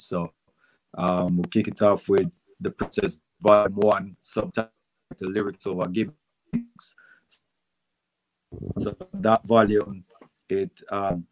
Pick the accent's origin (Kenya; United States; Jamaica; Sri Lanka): Jamaica; we're Jamaican